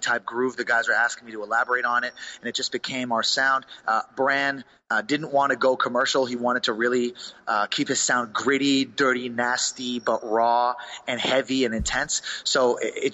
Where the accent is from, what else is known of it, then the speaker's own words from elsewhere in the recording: Montreal, Quebec, Canada; we're from Montreal